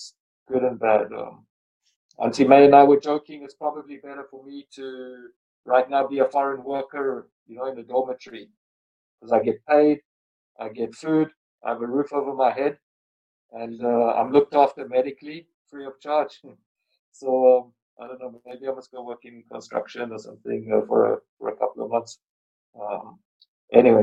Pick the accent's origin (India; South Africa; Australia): South Africa; also born or lived in London / California; now in Singapore; I grew up in South Africa, and then I lived in London for a long time, then in California, and now in Singapore